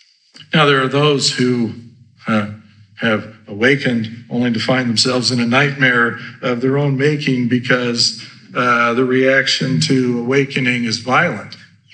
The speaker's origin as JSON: {"language": "English", "region": "Idaho", "country": "United States", "tie": "born or raised there", "said": "I grew up in Idaho, mind you."}